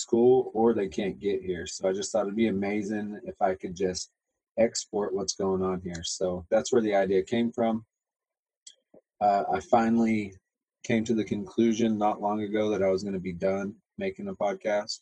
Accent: Texas, United States; moved away; I'm from Texas, I have never met an English person until I came here to ministry school.

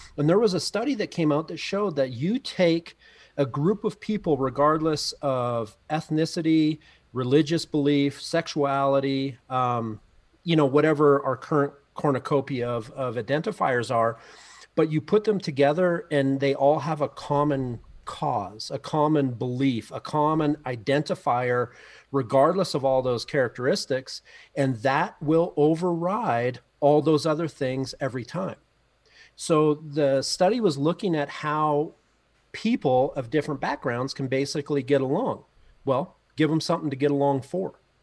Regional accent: Canada; moved away as an adult; now in Mammoth Lakes, United States; being a Canadian coming down to go to school in the U S

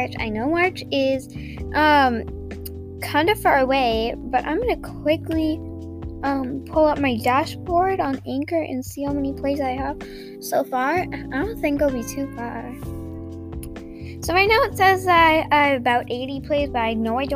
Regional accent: United States; I am American

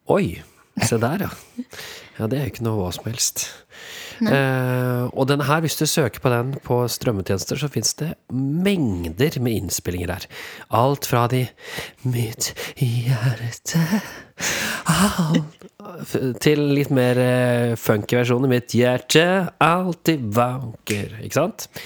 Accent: Norway; vi er jo nordmenn

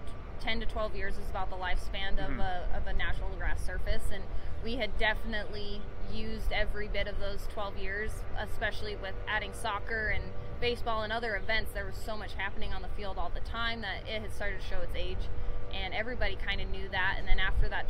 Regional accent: Reno, Nevada, United States; the Aces were my hometown team

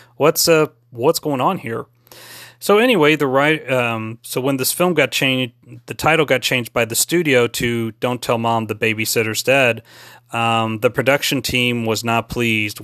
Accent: San Antonio, Texas, United States; my hometown, my hometown of San Antonio, Texas

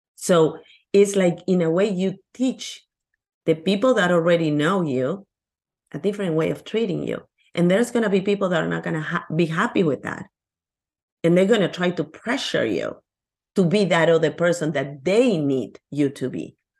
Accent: Lima, Peru; English is a second language; now in United States; I'm from Peru, Lima, Peru, in South America.

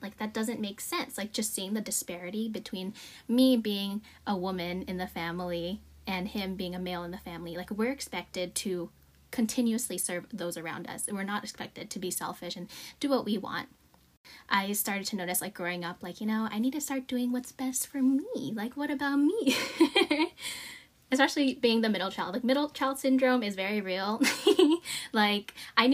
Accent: United States

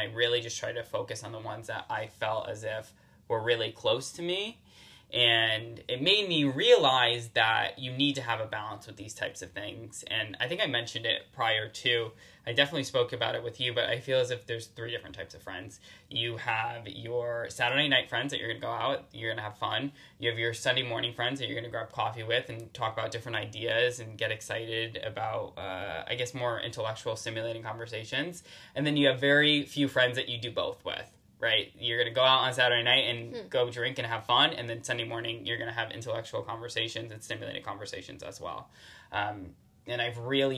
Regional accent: New Haven, Connecticut, United States; born and raised in New Haven, Connecticut

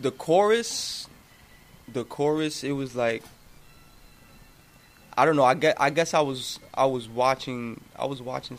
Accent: New York City, New York, United States; I am from the Bronx. Bronx representative

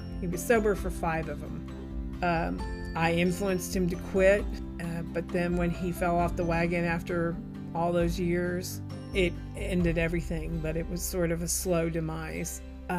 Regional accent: Midwest, United States; And especially because I was brought up in the Midwest, where manners were everything.

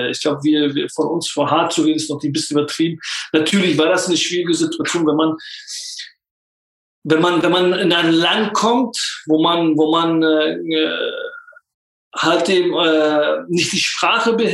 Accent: Turkey; now in Germany; Ich, ich bin Kurde, es, ist, es war in der Türkei nicht einfach für uns. Und dann kommst du nach Deutschland, das ist auch nicht einfach.

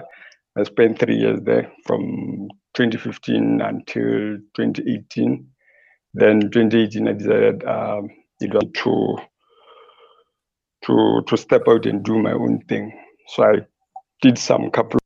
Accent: Botswana; I was born and raised in Kokopong, just some few kilos away from Gaborone, probably 30, if not 40.

